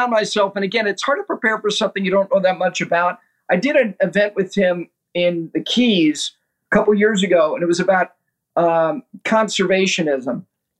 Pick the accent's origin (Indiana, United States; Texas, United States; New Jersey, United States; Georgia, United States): New Jersey, United States; Ridgewood; while I and my two sisters were growing up in Ridgewood, New Jersey